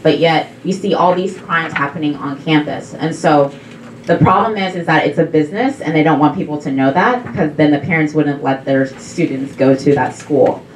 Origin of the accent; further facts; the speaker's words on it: Texas, United States; I'm actually from Texas